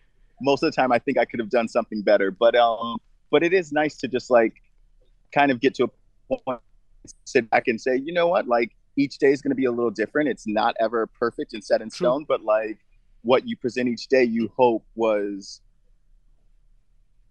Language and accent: English; United States; as an American